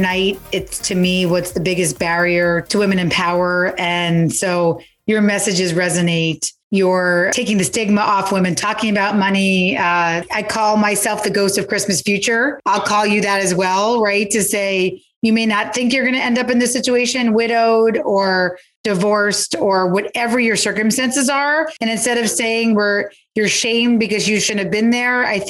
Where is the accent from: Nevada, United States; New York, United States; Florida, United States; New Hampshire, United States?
New York, United States; New York City; when I was a kid and growing up in the Lower East Side